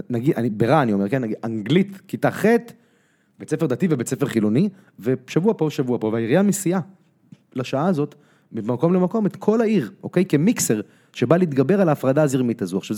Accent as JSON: {"language": "Hebrew", "country": "United States", "tie": "born or raised there", "said": "אני גדלתי בארצות הברית, למדתי בבית ספר אמריקאי, בפאבליק סקול היו איתי ילדים אה, יהודים, נוצרים, מוסלמים, שחורים, לבנים, הכל"}